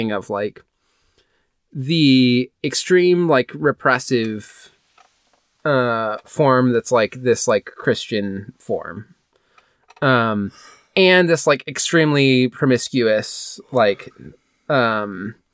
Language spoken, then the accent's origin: English; Midwest, United States; My family's from, like Europe, and I grew up in the Midwest.